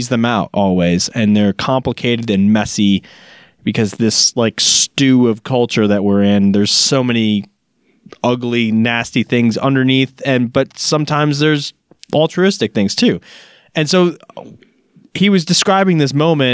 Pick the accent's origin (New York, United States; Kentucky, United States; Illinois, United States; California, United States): Illinois, United States; Chicago; when I was growing up in Chicago